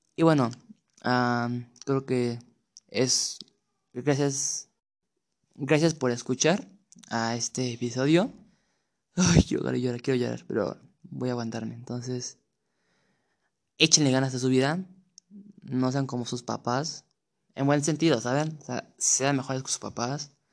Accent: Mexico City, Mexico; Tengo 15 años y soy de la Ciudad de México.

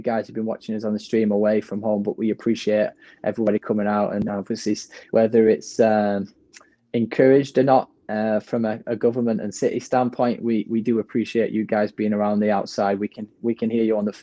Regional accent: England, United Kingdom; now in Orange County, United States; as an Englishman

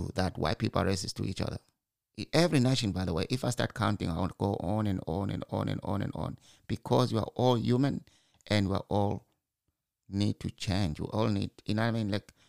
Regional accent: Zimbabwe; I'm from Zimbabwe and I can walk from my mother's house

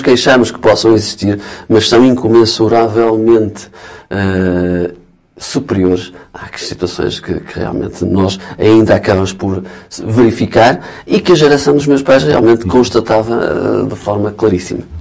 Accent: Guimarães, Braga, Portugal; also born or lived in Lisbon; Eu, naturalmente, nasci cresci e morrerei vimaranense

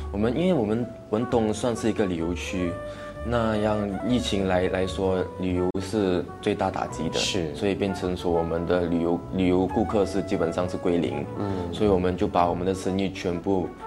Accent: Bentong, Pahang, Malaysia; 我们那边当地人广西人比较多

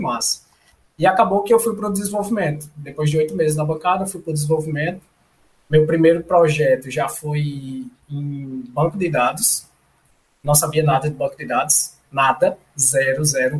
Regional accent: João Pessoa, Paraíba, Brazil; moved away as an adult; also born or lived in Belo Horizonte; eu sou de João Pessoa, é, nascido e criado, graças a Deus, aqui

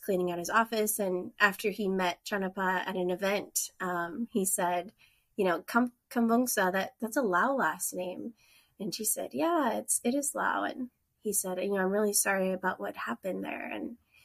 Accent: North Dakota, United States; moved away as an adult; now in Bellingham, United States; I am originally from North Dakota. And then my husband and I moved out west in 2013

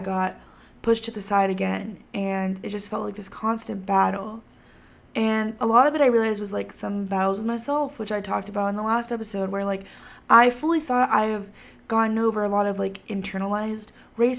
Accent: Texas, United States; growing up in Texas

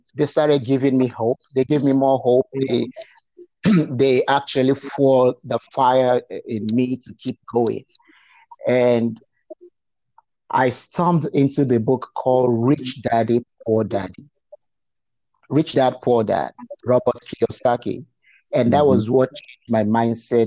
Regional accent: Nigeria; moved away as an adult; now in Fort Worth, United States; I grew up in a very rural part of Nigeria

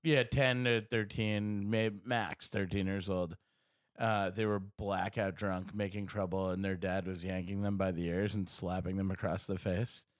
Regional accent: United States; I'm American

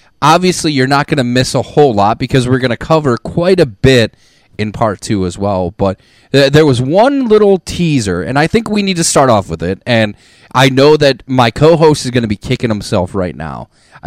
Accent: Ohio, United States; we grew up in Ohio

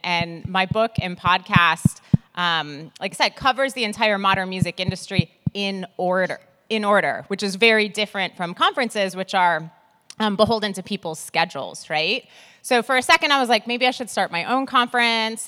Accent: Milwaukee, Wisconsin, United States; now in New York, United States; I live in New York, but I'm originally from Milwaukee, Wisconsin

